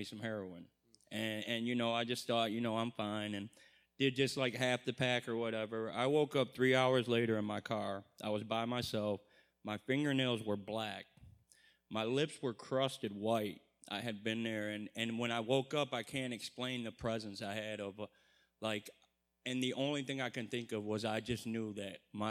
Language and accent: English; Monroe, Michigan, United States; I'm from Monroe, Michigan.